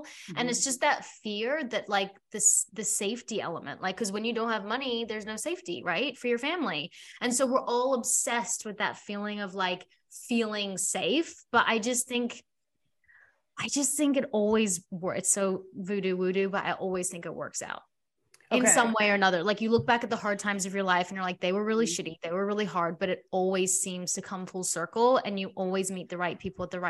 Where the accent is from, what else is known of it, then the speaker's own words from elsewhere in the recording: South Africa; now in Australia; my parents, we immigrated from South Africa, came to Australia. My dad had to start over and he had to like build a future.